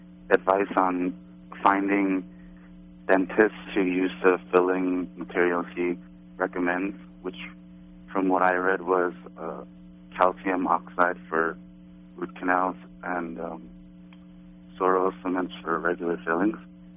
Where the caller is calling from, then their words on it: New York City, New York, United States; Hi, I'm from the New York City area.